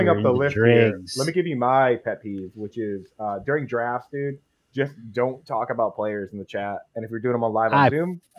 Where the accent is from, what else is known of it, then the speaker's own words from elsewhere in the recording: Boston, Massachusetts, United States; because I'm from up here in Boston.